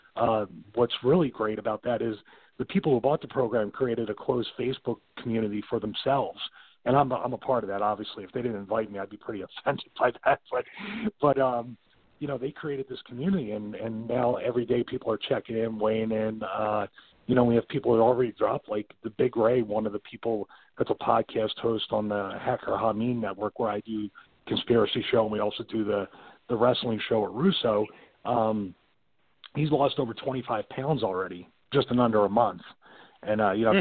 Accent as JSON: {"language": "English", "town": "Philadelphia", "region": "Pennsylvania", "country": "United States", "tie": "born or raised there", "said": "I was raised Roman Catholic in South Philadelphia, then in another neighborhood in Philadelphia"}